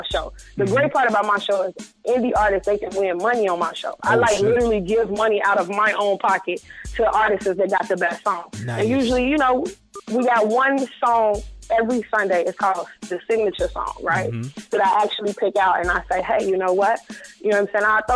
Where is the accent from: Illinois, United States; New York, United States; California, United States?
Illinois, United States; Chicago; I'm from Chicago.